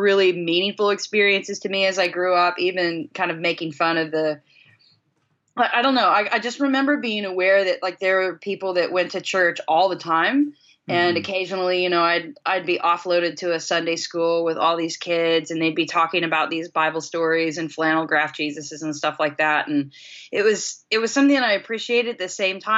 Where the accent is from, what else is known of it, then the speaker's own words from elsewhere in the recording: Chanute, Kansas, United States; moved away; I grew up in a relatively small community of about somewhere between 10 and 15,000 people. It's pretty small, small town Chanute